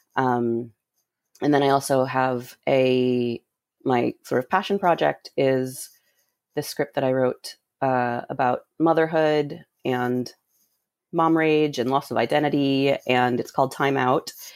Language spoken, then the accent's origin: English; Rhode Island, United States; I grew up in Rhode Island.